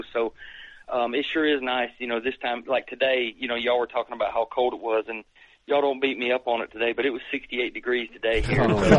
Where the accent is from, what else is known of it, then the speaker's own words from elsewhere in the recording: Ohio, United States; born there; I mean, I was born in Ohio, but we have to travel up there.